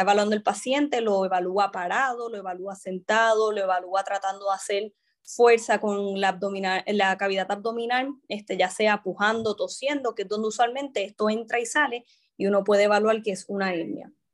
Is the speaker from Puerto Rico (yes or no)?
yes; San Juan, Puerto Rico; also born or lived in Mayagüez / Bayamón; yo soy originalmente de San Juan, este, estudié allí, ¿verdad? Mi, ahí me crié